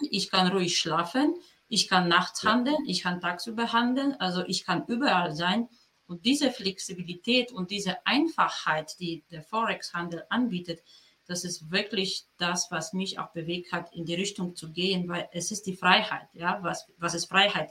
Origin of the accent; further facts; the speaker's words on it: Poland; German is a second language; moved away as an adult; now in Germany; ich bin geboren und aufgewachsen in Polen und dann bin ich nach meinem Studium, also mit 22 bin ich nach Deutschland gekommen